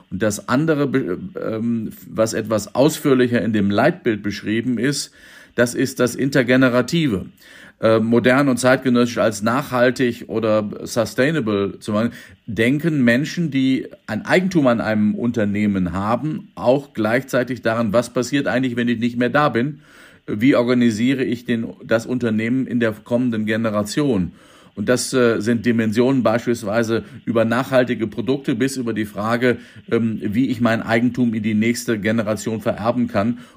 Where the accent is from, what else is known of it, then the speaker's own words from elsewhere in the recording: Minden, North Rhine-Westphalia, Germany; Aber wenn Sie mal meine Heimatstadt Minden angucken oder ähm, die äh, ländlichen Kulturfördervereine, die Heimathäuser etc.